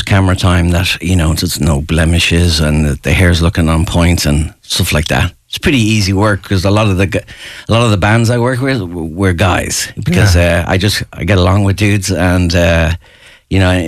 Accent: Ashbourne, Leinster, Ireland; moved away; I'm from Ashburn, which is another 10 miles north of Finglas

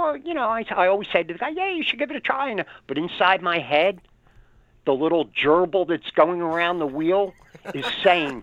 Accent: Philadelphia, Pennsylvania, United States; I'm from Philly. I got an attitude.

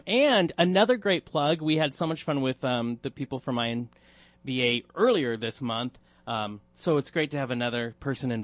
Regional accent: United States; I'm American

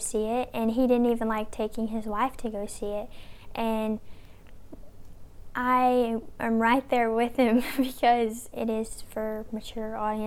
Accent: Raven County, Appalachia, United States; we're people from Appalachia in Raven County

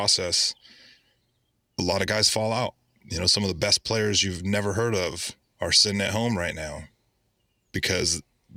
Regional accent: Oakland, California, United States; moved away; I grew up in the Bay Area

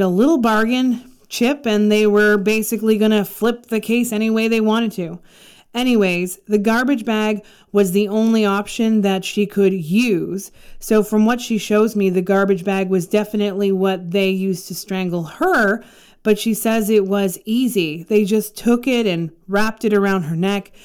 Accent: Canada; I'm from Canada

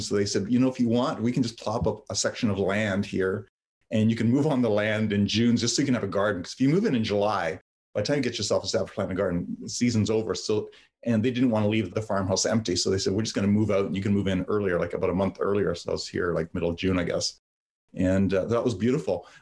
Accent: London, Ontario, Canada; English is a second language; also born or lived in Yugoslavia; I grew up in London, Ontario

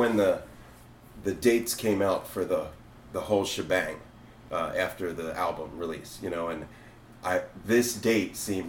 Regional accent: New Jersey, United States; moved away as an adult; also born or lived in Philadelphia / Vermont / Florida; now in California, United States; I'm an East Coaster originally. I'm from the Philly area. Grew up in South Jersey. Spent most of my 20s in Vermont and Philadelphia. Short time in Florida, about 5 years. And then I moved out here.

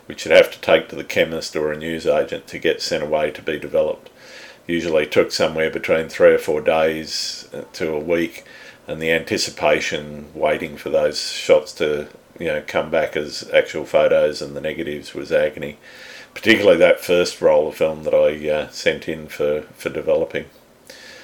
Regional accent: Sydney, New South Wales, Australia; I was born in Sydney too many years ago and I've lived here most of my life

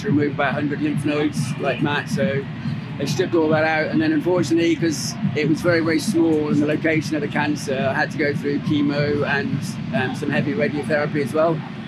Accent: Cardiff, Wales, United Kingdom; I'm from Cardiff.

